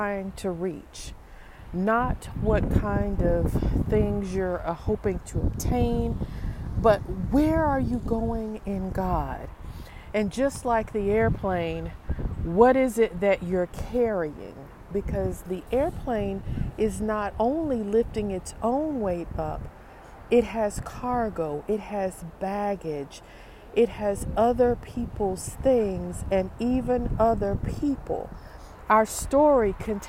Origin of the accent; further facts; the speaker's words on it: Appalachia, United States; I'm from Appalachia